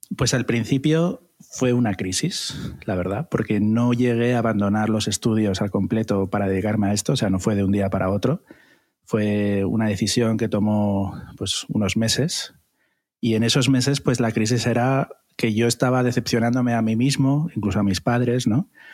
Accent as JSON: {"language": "Spanish", "town": "Gijón", "region": "Asturias", "country": "Spain", "tie": "born or raised there", "also_born_or_lived": "Madrid", "moved": "as an adult", "said": "nací en Asturias, nací en la maravillosa ciudad de Gijón, y, allí fue donde empecé mi carrera artística, hice el bachillerato artístico"}